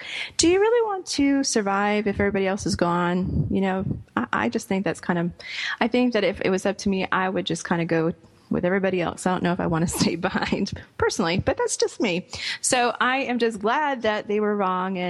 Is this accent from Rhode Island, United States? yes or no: yes; Rhode Island, United States; growing up in Rhode Island, of course, Newport was right down the street from where I was growing up